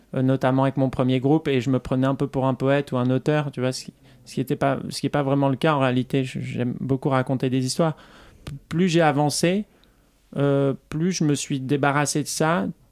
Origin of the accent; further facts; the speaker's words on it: south-west France, France; J'ai fait un, groupe dans le, dans le sud-ouest de la France, là où je viens, là d'où je viens.